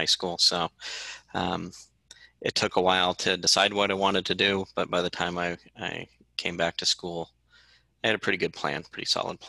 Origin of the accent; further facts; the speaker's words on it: Santa Rosa, California, United States; moved away as an adult; I was born and raised in Sonoma County